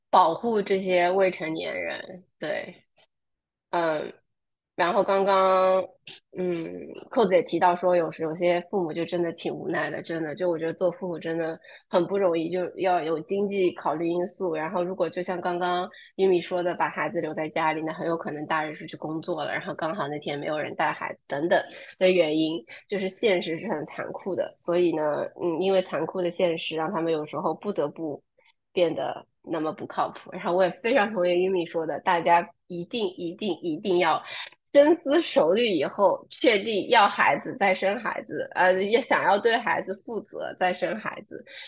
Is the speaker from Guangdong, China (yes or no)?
no; near Ningbo, Zhejiang, China; moved away; also born or lived in New York, United States; 在宁波这个地方，我的家乡附近